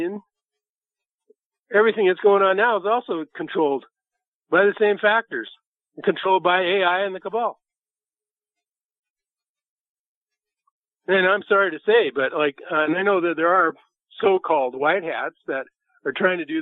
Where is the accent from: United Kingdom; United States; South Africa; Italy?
United States; Nebraska; I'm from Nebraska, and that's next to Missouri, the show me state.